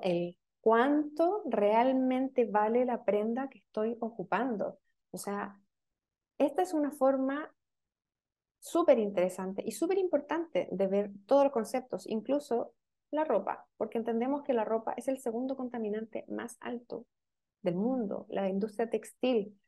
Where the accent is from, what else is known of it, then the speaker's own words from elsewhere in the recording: Chile; yo soy chilena, estamos hablando acá en Chile